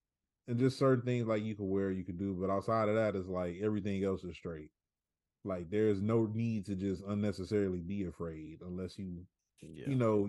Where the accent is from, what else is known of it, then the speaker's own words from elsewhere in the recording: Long Beach, California, United States; me being from Long Beach